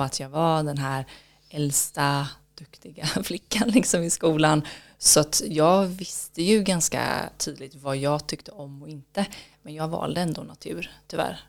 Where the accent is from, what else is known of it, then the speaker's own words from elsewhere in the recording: Kullavik, Västra Götaland, Sweden; Det var i Kullavik utanför Göteborg på västkusten. Okay. Så var där jag växte upp.